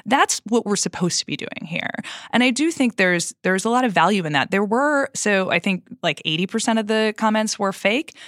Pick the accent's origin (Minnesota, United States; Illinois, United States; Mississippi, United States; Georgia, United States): Minnesota, United States; I am from Minnesota